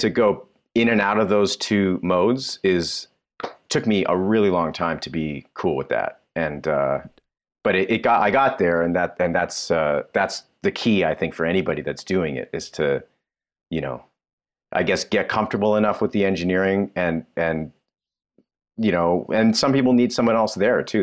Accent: Toronto, Ontario, Canada; moved away; I was born and raised in Toronto

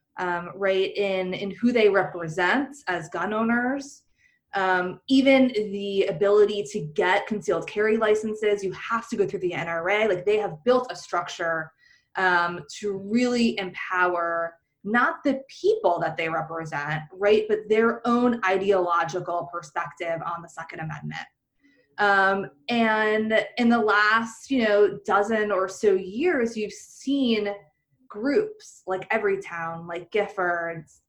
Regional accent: Florida, United States; I'm from Florida

